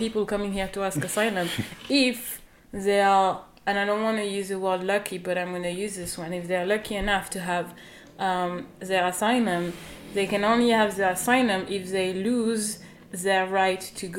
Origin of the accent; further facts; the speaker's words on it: France; also born or lived in Central African Republic; now in Lesbos, Greece; I was born in France, but my mom was born there